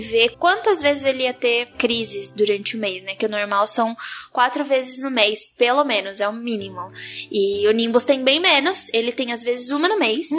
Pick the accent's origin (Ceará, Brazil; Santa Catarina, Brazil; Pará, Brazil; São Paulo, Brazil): São Paulo, Brazil; Santos; Eu sou de Santos